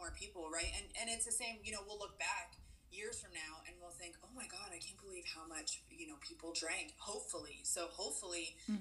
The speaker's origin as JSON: {"language": "English", "region": "Pennsylvania", "country": "United States", "also_born_or_lived": "Utah", "moved": "yes", "said": "I'm also from Pennsylvania where we have beer barns and wine stores and everything is sold separately"}